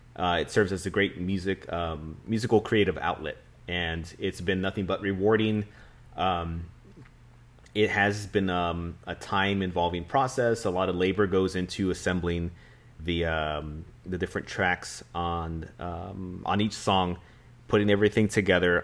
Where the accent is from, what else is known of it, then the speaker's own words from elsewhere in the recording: San Antonio, Texas, United States; being a San Antonian, being a Texan